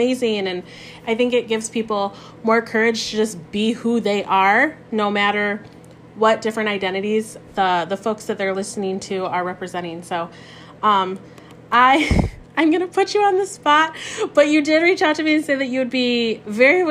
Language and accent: English; Michigan, United States; I'm from Michigan. I was born and raised in Michigan